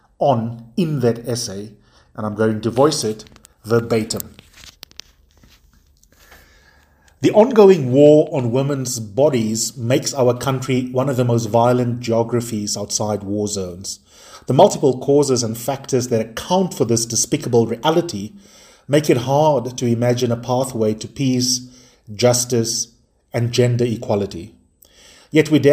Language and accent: English; South Africa; here in my home country of South Africa